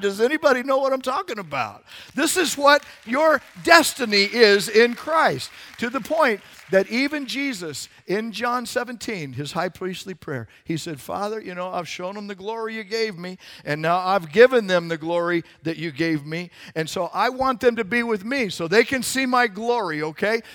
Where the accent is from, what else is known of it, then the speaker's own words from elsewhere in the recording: Arizona, United States; I grew up in Arizona. The Grand Canyon was in my backyard